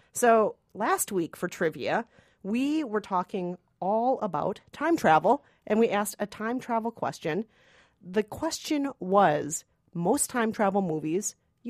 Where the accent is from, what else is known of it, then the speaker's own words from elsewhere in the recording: Michigan, United States; filmed in Mackinac Island in my home state of Michigan.